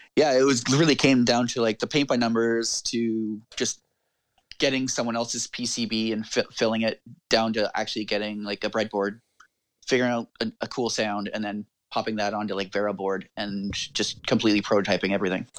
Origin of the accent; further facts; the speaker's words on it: Canada; I'm Canadian